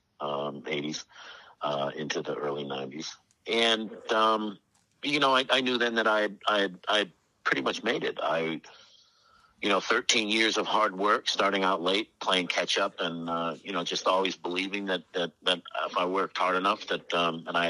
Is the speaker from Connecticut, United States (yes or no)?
yes; Fairfield County, Connecticut, United States; also born or lived in Massachusetts; I grew up in Fairfield County, you know, private schools